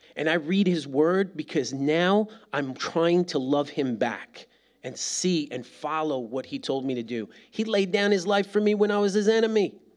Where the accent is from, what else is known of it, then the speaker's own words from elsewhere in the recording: New York, United States; now in Birmingham, United States; I am a New Yorker.